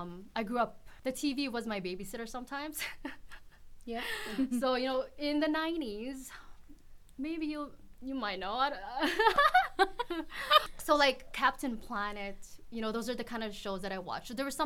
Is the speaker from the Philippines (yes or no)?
yes; Philippines; Philippines, I grew up in the Philippines and it seemed normal.